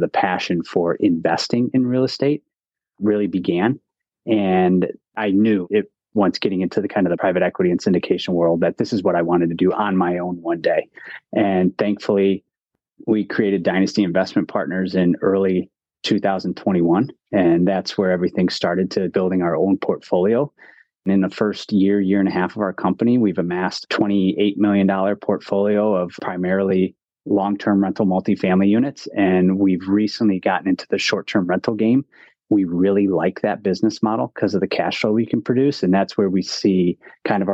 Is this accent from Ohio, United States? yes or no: yes; Cleveland, Ohio, United States; moved away as an adult; also born or lived in Ann Arbor, Michigan; I'm originally from Cleveland, Ohio